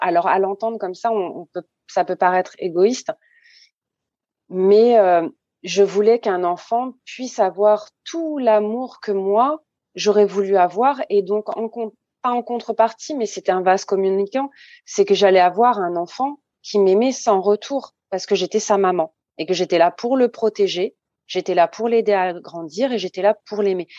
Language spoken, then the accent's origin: French; France; also born or lived in Saint-Benoît, Réunion; j'ai grandi en métropole. Je suis arrivée en métropole à hum, à presque trois ans